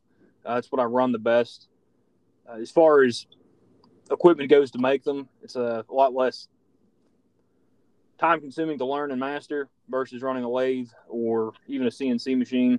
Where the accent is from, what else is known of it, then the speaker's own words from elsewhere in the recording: Pennsylvania, United States; also born or lived in Texas; now in West Virginia, United States; I'm originally from Pennsylvania